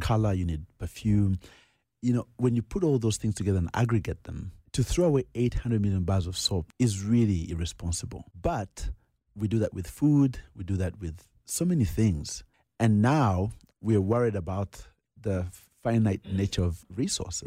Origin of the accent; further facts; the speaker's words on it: Nairobi, Kenya; also born or lived in Uganda; He then moves us to Kenya to become refugees. And that's where I grew up. I grew up in Nairobi.